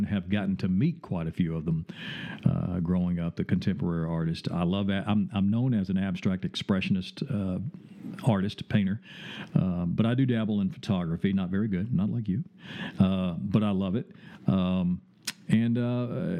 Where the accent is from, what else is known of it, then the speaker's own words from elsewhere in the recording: the South, United States; accent: Southern drawl; I'm from the South, so I have a Southern drawl